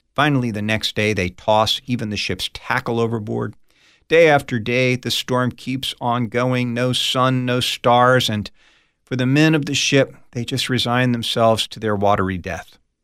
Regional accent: United States; I grew up on the East Coast of the United States, right outside of Washington, D C

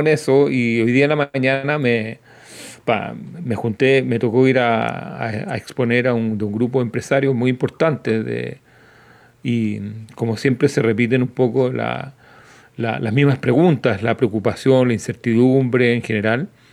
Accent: Santiago, Santiago Metropolitan Region, Chile; nosotros crecimos con lluvia, crecimos con nieve acá en Santiago en invierno

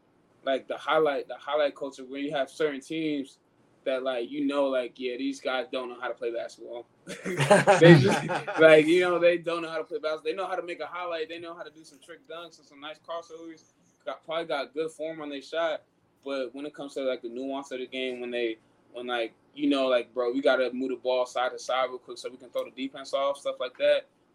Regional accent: Nigeria; Yeah, so with me being Nigerian, man.

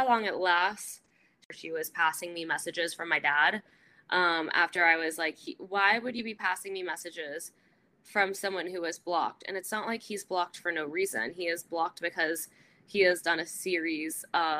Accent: California, United States; also born or lived in Arizona / San Diego; I grew up in California. I went to college in Arizona, lived there for about a year and a half after college, then moved to San Diego, and then back

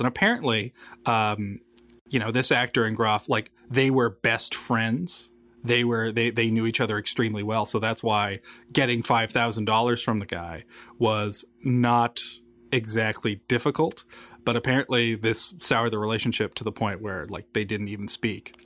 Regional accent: Newfoundland and Labrador, Canada; I was born and raised in Newfoundland

